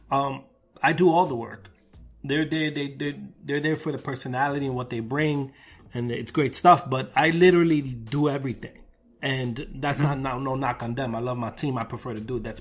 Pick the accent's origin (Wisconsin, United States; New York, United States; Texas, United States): New York, United States; Brooklyn; gentrified Brooklyn though, like when I grew up before the gentrification.